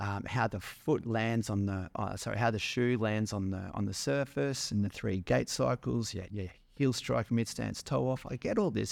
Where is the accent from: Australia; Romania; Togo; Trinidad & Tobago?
Australia; Melbourne, Victoria; moved away as an adult; also born or lived in Manly; I was from the outer eastern suburbs of Melbourne, little suburb called Eastmont.